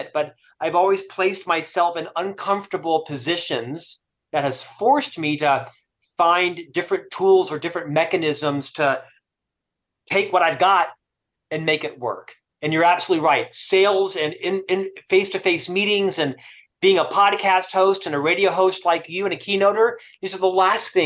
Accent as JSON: {"language": "English", "town": "Orlando", "region": "Florida", "country": "United States", "tie": "born or raised there", "also_born_or_lived": "Provo, Utah", "moved": "as an adult", "lives_now": "Salt Lake City, United States", "said": "Originally, I'm from Florida. I spent the first half of my life in Orlando, Florida"}